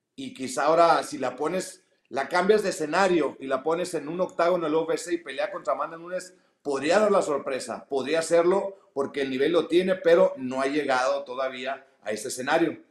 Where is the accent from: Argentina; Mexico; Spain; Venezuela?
Mexico; como mexicano